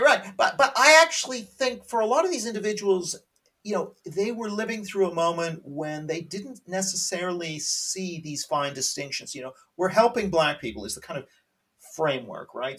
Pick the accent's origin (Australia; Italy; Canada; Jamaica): Canada; I'm Canadian. I should say I'm Canadian